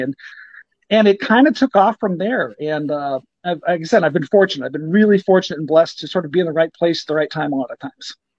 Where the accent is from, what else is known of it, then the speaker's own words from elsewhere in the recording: Ogden, Iowa, United States; my hometown's Ogden. I'm 20 miles from Ames